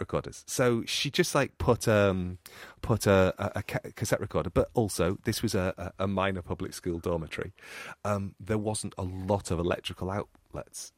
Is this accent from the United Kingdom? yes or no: yes; United Kingdom; accent: northern; my northern accent